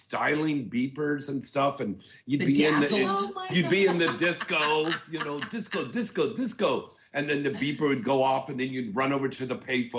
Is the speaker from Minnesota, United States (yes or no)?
yes; Minnesota, United States; Oh, I'm from Minnesota.